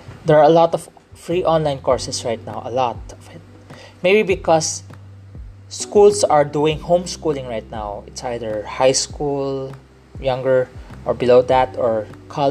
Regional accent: Philippines; accent: Filipino English; I'm not Korean. I'm a Filipino Chinese. I grew up here in the Philippines.

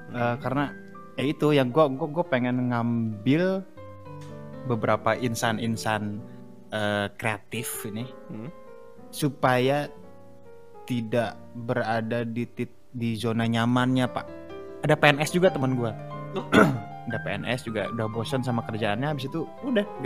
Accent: Java, Indonesia; gue juga orang Jawa loh

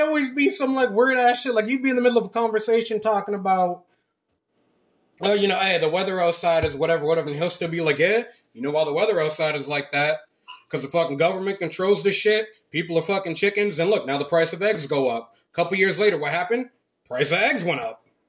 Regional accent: Lynn, Massachusetts, United States; now in Florida, United States; I grew up in Lynn, Massachusetts

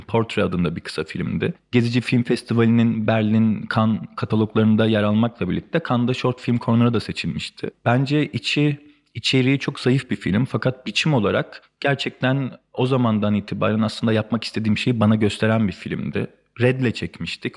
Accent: Bolu, Bolu Province, Turkey; moved away as an adult; also born or lived in Beypazarı, Ankara; now in Istanbul, Turkey; Beypazarı'nda doğdum. Ankara'nın ilçesinde. Ee, Beypazarı'nda 7 yaşına kadar yaşadıktan sonra ailemin işi gereği Bolu'ya taşındık. Ee, ortaokul ve lise hayatımı Bolu'da geçirdikten sonra üniversiteyi kazandığımda İstanbul'a geldim

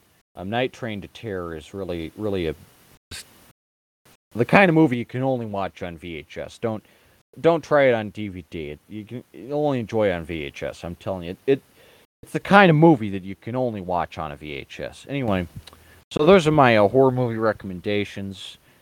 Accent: United States; as an American

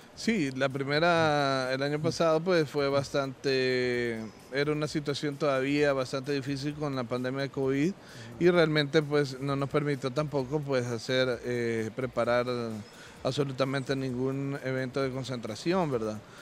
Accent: Santa Ana, El Salvador; nací en el Hospital San Juan de Dios, acá en Santa Ana.

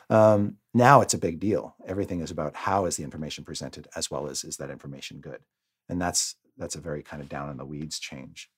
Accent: Canada; now in United States; being Canadian

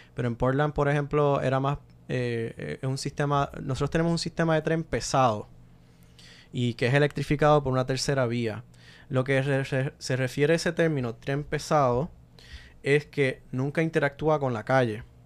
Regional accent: Puerto Rico; criándome en Puerto Rico

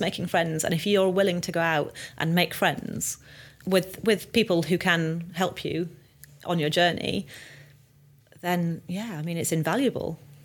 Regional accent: North Wales, United Kingdom; moved away as an adult; also born or lived in London; I was from North Wales, this little scared girl in the city

